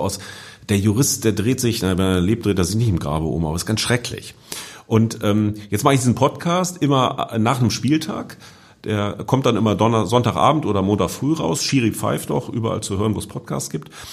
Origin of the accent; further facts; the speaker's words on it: Hanover, Lower Saxony, Germany; in Hannover, wo ich herkomme